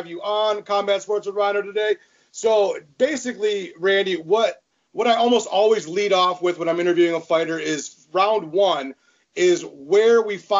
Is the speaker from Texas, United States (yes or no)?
no; Michigan, United States; born and bred in Michigan